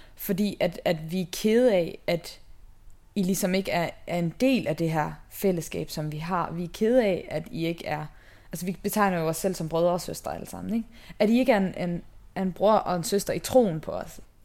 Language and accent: Danish; Haderslev, Southern Denmark, Denmark; moved away; jeg kommer oprindeligt fra Haderslev, øh, ja, i Sønderjylland